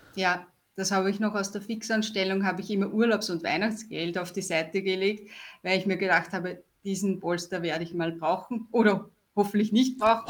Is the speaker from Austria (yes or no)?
yes; Austria; ich komme aus Österreich